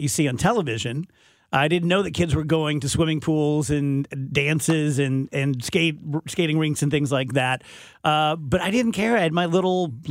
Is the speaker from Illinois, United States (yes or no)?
yes; South Roxana, Illinois, United States; I grew up in South Roxana, which is kind of the other side of the tracks